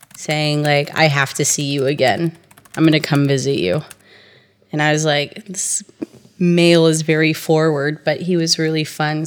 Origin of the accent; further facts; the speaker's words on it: Tulsa, Oklahoma, United States; moved away as an adult; also born or lived in Thailand; now in Israel; I'm from Tulsa, Oklahoma, and I've been in Israel for 13 years.